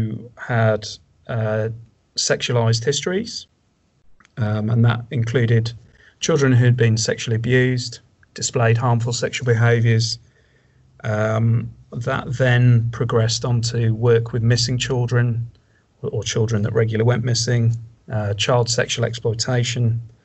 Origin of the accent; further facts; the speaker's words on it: Wales, United Kingdom; moved away as an adult; also born or lived in Romania; now in Australia; I'm originally from Wales in the UK. I've been living in Australia now for 4 years.